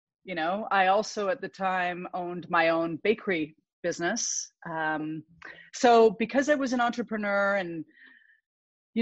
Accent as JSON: {"language": "English", "area": "Vancouver Island", "region": "British Columbia", "country": "Canada", "tie": "born or raised there", "said": "I grew up on Vancouver Island, which is just northwest of Seattle"}